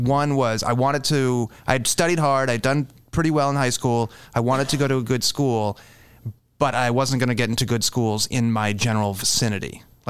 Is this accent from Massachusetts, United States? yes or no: yes; Boston, Massachusetts, United States; now in Chicago, United States; I was born in Boston, or right outside of Boston.